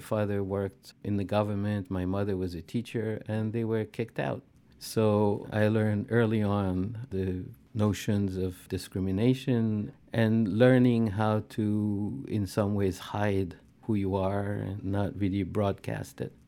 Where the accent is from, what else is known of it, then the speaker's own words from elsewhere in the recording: Algeria; moved away as an adult; now in United States; I grew up in Algeria during the War of Liberation.